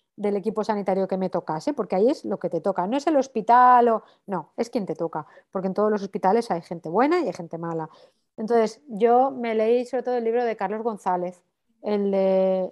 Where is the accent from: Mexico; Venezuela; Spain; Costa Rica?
Spain; Valencia, Valencian Community; moved away as an adult; now in Barcelona, Spain; soy de Valencia, pero hace 14 años que vivo en Barcelona